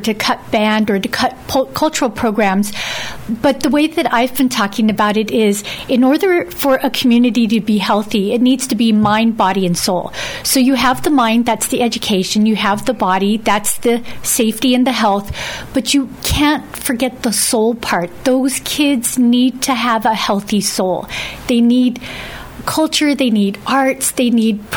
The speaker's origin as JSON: {"language": "English", "town": "Dededo", "country": "Guam", "tie": "born or raised there", "said": "I grew up in Santa Monica, Santa Barbara area of Dedado"}